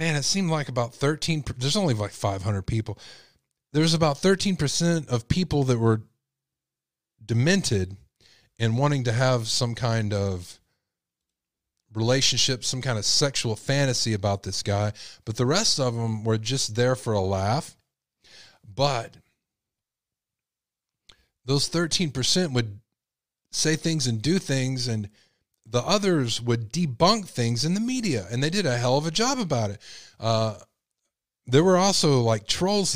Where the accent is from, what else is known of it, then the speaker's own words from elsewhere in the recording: Texas, United States; I'm from Texas